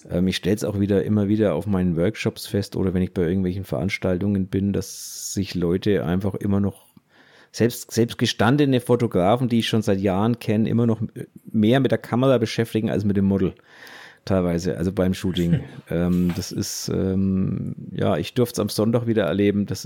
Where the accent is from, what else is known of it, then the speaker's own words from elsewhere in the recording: West Germany, Germany; Okay, jetzt muss ich kurz als, als Wessi, wie so schön heißt, fragen